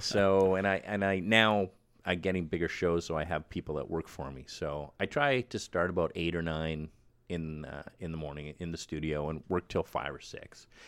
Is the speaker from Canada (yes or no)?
yes; Winnipeg, Manitoba, Canada; moved away as an adult; also born or lived in Vancouver; I'm from Winnipeg